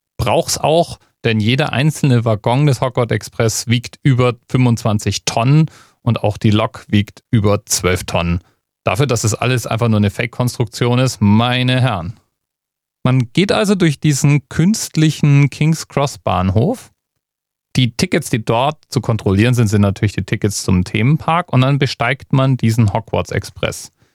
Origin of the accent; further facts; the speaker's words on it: Germany; als Deutscher